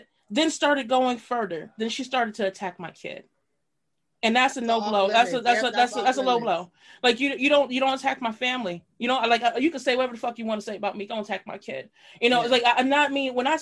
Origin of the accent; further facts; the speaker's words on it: New York City, New York, United States; best style from high school, East New York.